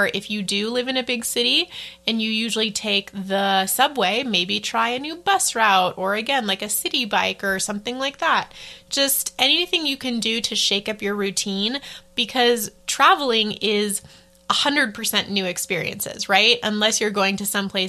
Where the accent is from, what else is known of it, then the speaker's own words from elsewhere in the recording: United States; moved away as an adult; I'm, you know, in my hometown